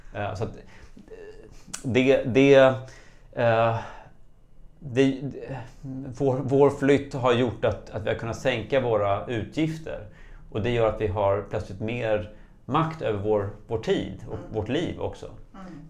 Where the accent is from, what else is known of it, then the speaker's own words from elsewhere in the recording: Stockholm, Stockholm County, Sweden; moved away as an adult; now in Dalarna, Sweden; nyligen flyttat ifrån eh, min födelsestad Stockholm till en liten by i Dalarna